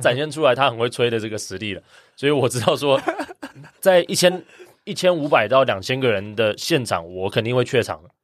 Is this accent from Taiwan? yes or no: yes; Kaohsiung, Taiwan; also born or lived in Taipei / Cambridge, Massachusetts / Seattle / Beijing; 我从小到大是高雄长大，那在台湾大学念了三年